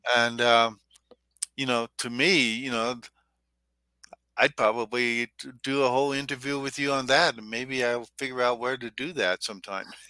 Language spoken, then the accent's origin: English; Minnesota, United States; I was from Minnesota.